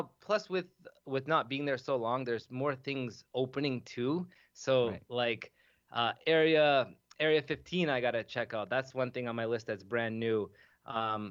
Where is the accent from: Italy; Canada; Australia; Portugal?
Canada; Toronto, Ontario; I'm from Toronto